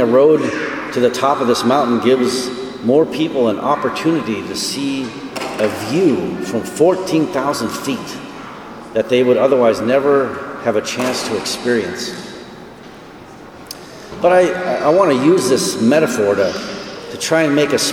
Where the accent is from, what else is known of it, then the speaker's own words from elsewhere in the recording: North Dakota, United States; moved away as an adult; also born or lived in Colorado; prior to moving back to my home state of North Dakota just a few weeks ago